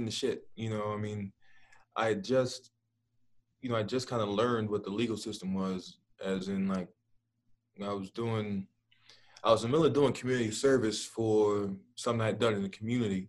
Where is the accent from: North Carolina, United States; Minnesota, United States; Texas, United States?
Texas, United States; Dallas; I'm from Dallas.